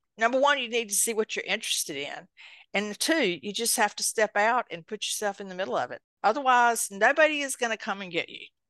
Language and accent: English; eastern North Carolina, United States; accent: country; I actually grew up on a tobacco farm in eastern North Carolina